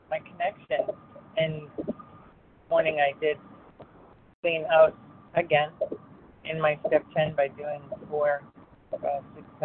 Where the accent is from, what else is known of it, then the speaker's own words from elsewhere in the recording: Rhode Island, United States; also born or lived in Texas; Excuse me … I am from Rhode Island, although currently in Texas.